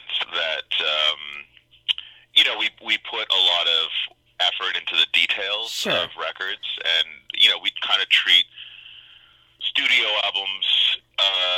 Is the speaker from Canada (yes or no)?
yes; Montreal, Quebec, Canada; Montreal, Quebec.